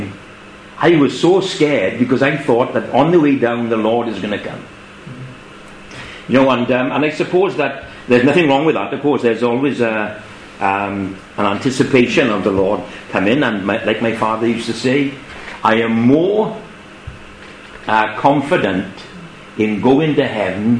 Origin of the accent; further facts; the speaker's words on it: England, United Kingdom; as us English would say.